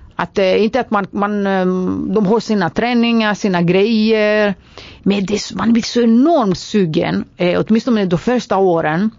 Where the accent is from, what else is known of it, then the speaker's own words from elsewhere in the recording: Greece; Swedish is a second language; moved away as an adult; now in Sweden; som grek